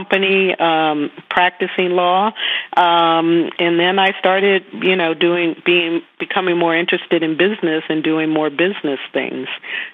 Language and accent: English; Greensboro, North Carolina, United States; born or raised there; moved away; also born or lived in California